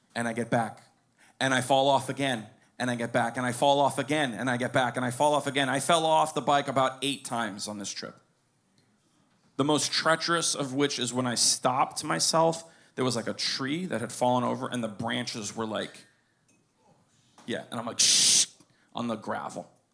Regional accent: Pinecrest, Florida, United States; I was born in Pinecrest. I grew up there

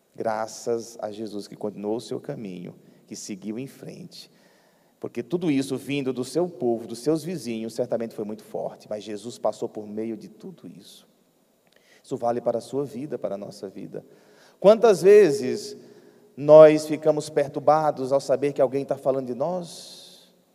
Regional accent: Piauí, Brazil; moved away; a minha terra lá no Piauí

